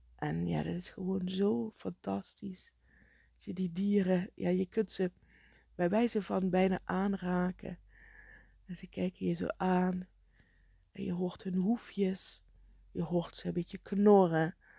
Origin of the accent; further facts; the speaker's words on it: Netherlands